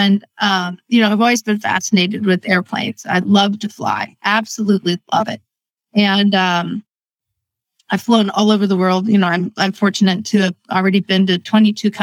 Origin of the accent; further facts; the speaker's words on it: Erie, Pennsylvania, United States; I grew up in Erie, Pennsylvania, a very small town.